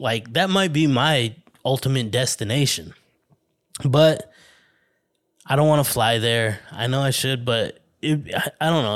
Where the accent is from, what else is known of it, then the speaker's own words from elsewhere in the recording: Flagstaff, Arizona, United States; moved away as an adult; now in Los Angeles area, United States; my hometown in Arizona